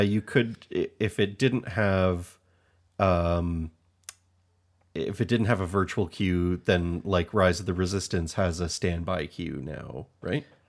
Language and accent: English; Hamilton, Ontario, Canada; We're from Hamilton, Ontario